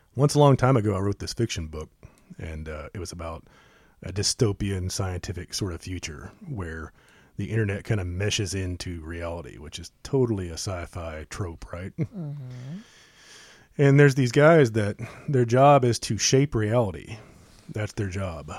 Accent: United States; we're the American people

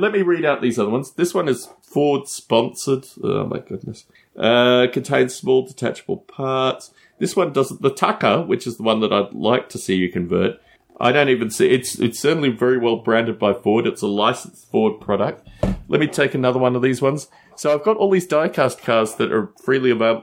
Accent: Australia; I come from Australia

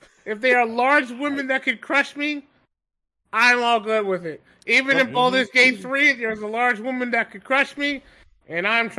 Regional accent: the South, United States; I'm from the South

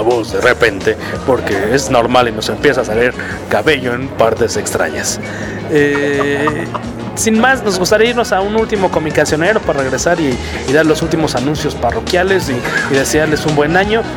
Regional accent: Mexico; nuestro bello y catastrófico país

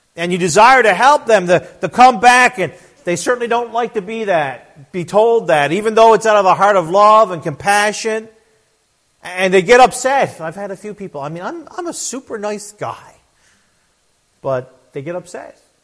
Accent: Newfoundland and Labrador, Canada; also born or lived in Fox Island River / Trout River / St. John's; I was born and raised in Newfoundland, Canada

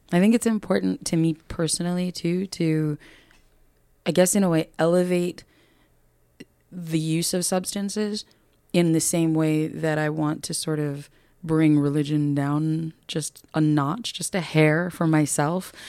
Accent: New York, United States; moved away; I'm from New York originally

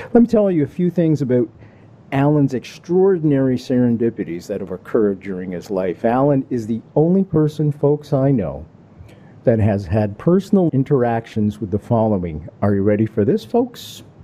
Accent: Canada; me being Canadian

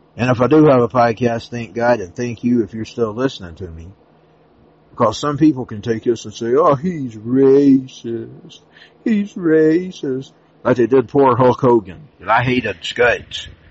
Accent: United States; I'm an American. I am always American.

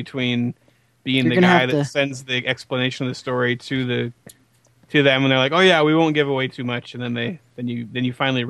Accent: Portland, Oregon, United States; moved away; I'm from Portland.

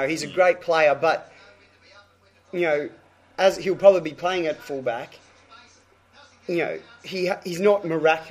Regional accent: Queensland, Australia; As a Queenslander

